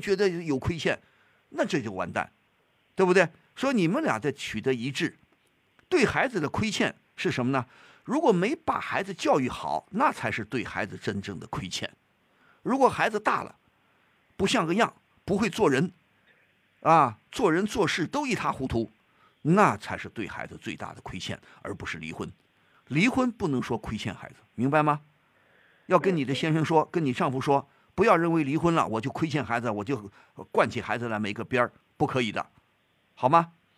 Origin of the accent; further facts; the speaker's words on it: China; 我们中国人